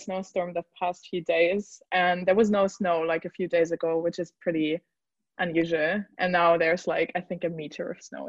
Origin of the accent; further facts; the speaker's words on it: Germany; moved away as an adult; now in Iceland; I'm based in Iceland, but I'm from Germany.